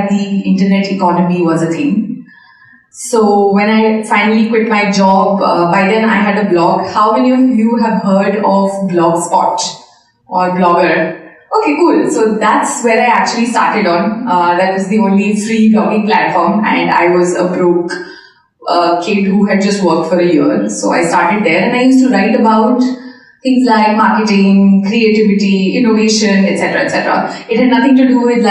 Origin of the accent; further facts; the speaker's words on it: India; I am from India